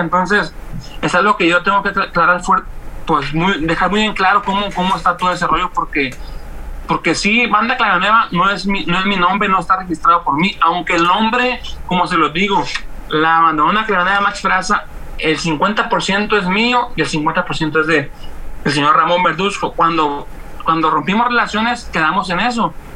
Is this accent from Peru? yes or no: no; Mazatlán, Sinaloa, Mexico; yo este, radico de Mazatlán, soy de Mazatleco 100%